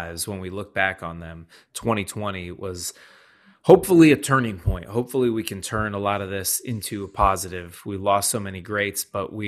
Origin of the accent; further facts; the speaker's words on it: Shaker Heights, Ohio, United States; my hometown of Shaker Heights, Ohio